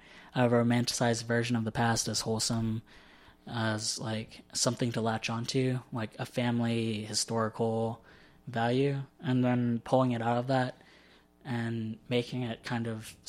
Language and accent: English; Southern United States, United States; a lot of my poems are situated in my existence as a Southerner, since it's the only kind of thing I have, like, a gauge for.